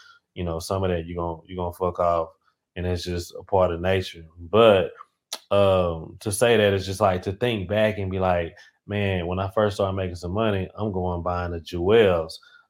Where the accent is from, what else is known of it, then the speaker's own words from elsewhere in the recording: Marshall, Texas, United States; now in Houston, United States; East Texas, Northeast Texas, which is Marshall. Okay. Yeah, Marshall, like in the country.